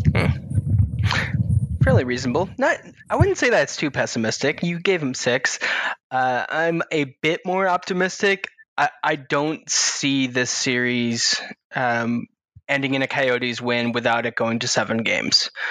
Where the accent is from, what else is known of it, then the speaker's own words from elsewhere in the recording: outside of Buffalo, New York, United States; I'm from outside of Buffalo